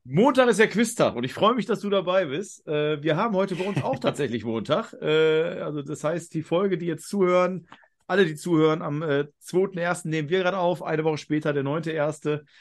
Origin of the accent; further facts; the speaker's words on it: near the Ruhr, North Rhine-Westphalia, Germany; ich komme ja aus dem Ruhrgebiet oder Nähe vom Ruhrgebiet, Niederrhein